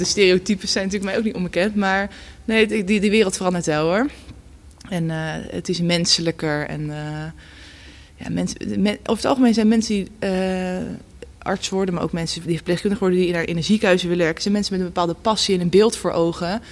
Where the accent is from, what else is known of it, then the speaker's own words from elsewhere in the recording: Gouda, South Holland, Netherlands; also born or lived in Leiden; geboren en getogen in Gouda.